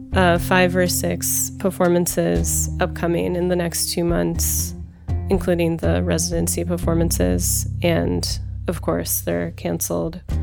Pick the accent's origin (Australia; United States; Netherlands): United States; Los Angeles, California; I'm from Los Angeles and I live in Los Angeles